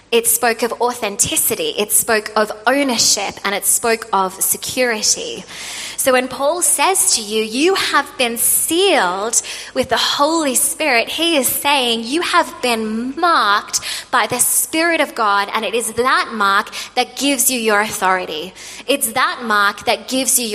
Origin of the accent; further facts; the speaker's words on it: Australia; moved away; I'm an Australian